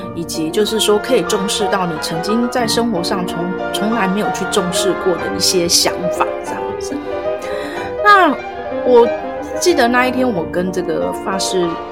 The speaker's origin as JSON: {"language": "Chinese", "country": "Taiwan", "said": "我们就是台湾这边的"}